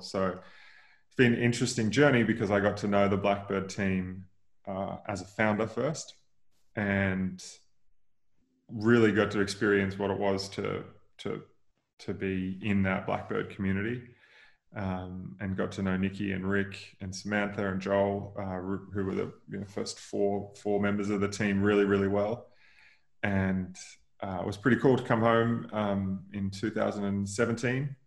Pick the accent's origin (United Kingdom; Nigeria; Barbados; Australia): Australia; near Noosa, Queensland; So I grew up in Queensland, like 45 minutes outside of Noosa in the in the hinterland